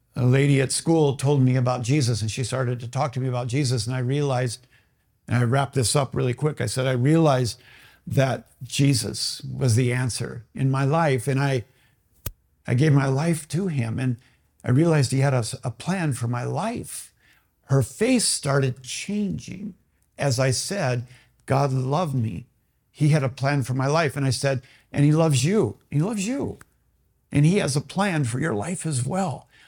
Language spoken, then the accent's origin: English; Bloomington, Minnesota, United States; I grew up in Bloomington